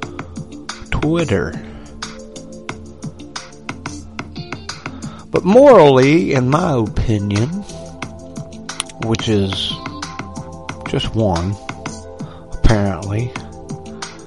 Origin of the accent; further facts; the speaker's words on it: United States; as an American